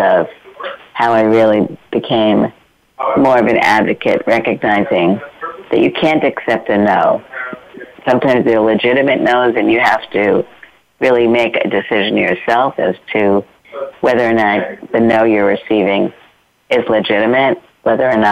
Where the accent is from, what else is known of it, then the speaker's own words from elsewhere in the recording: New York City, New York, United States; I grew up in Brooklyn, New York